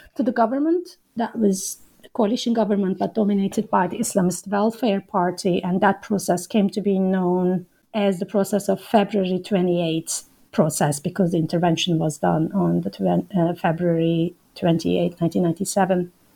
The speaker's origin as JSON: {"language": "English", "region": "İzmir", "country": "Turkey", "tie": "born or raised there", "also_born_or_lived": "Ankara", "moved": "as an adult", "said": "I grew up in Izmir and as I said, I moved to Ankara uh, to study at Bilkent"}